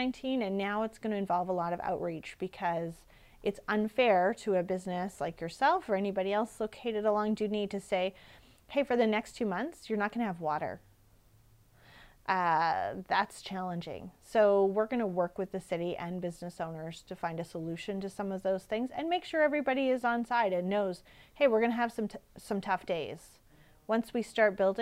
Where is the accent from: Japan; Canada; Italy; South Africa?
Canada; Regina, Saskatchewan; I'm from Regina